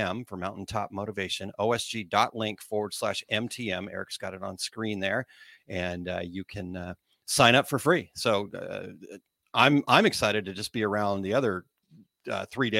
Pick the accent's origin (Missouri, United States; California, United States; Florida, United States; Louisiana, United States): Missouri, United States; accent: Missouri; my Missouri accent